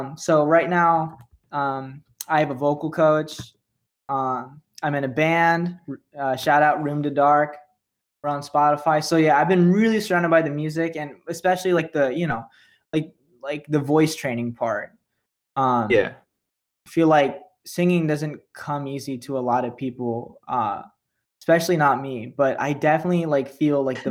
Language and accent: English; Sacramento, California, United States; moved away as an adult; now in New York, United States; I grew up in Sacramento.